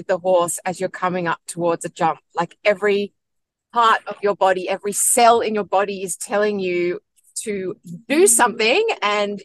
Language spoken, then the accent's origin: English; Sydney, New South Wales, Australia; also born or lived in London / Hong Kong / Shanghai; I grew up on the North Shore of Sydney.